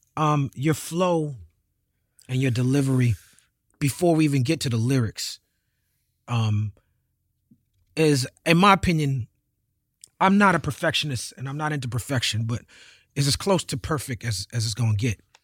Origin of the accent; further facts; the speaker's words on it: New York City, New York, United States; We was born into it in New York City.